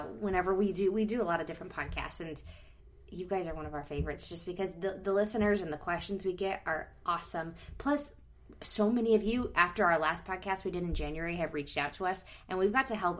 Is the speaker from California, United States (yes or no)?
yes; California, United States; moved away as an adult; now in Florida, United States; I'm originally from California, so I started at Disneyland